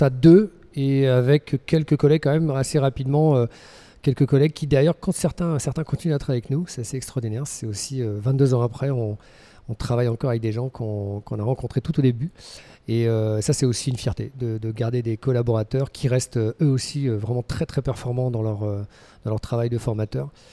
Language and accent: French; Lorient, Brittany, France; moved away as an adult; now in Switzerland; je suis breton, euh, exilé en Suisse depuis maintenant près de 22 ans. Voilà, je suis originaire de Lorient en Bretagne